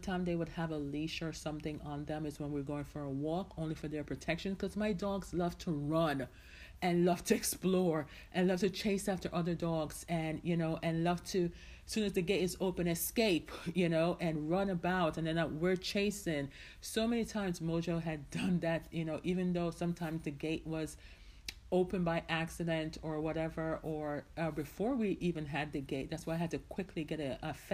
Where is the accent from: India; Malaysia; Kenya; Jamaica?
Jamaica; now in United States; I was born and raised in Jamaica, right? But I spent the majority of my life in the United States.